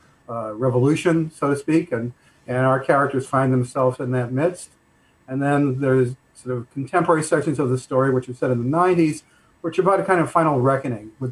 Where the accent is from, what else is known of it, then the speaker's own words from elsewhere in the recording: Newton, Massachusetts, United States; moved away as an adult; also born or lived in Jamaica Plain, Boston / Los Angeles, California; now in Newbury, United States; I grew up in Newton